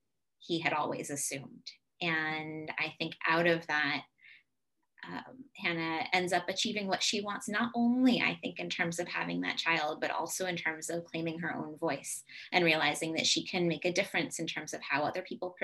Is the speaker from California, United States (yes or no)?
yes; Southern California, United States; moved away; also born or lived in New England; I'm originally from Southern California, but have spent a lot of my life in New England